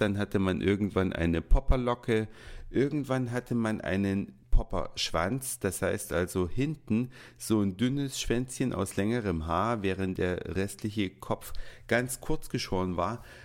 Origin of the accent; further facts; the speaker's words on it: Saxony, Germany; now in Hamburg, Germany; ins schöne Sachsen, da wo ich geboren bin und mit der Familie Weihnachten feiern werde